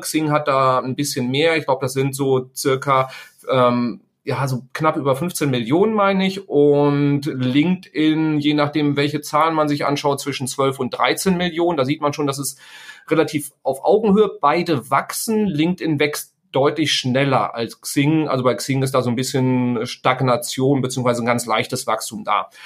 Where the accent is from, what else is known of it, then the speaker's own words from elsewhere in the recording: Sauerland, North Rhine-Westphalia, Germany; ich stamme aus dem Sauerland, da kommt der Bus halt irgendwie äh, dreimal am Tag